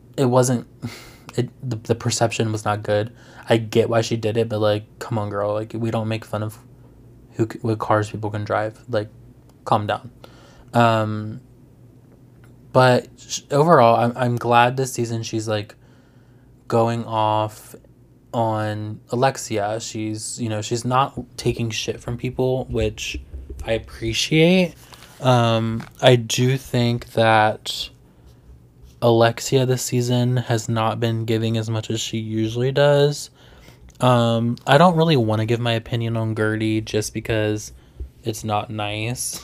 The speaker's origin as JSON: {"language": "English", "region": "Virginia", "country": "United States", "said": "I'm from Virginia"}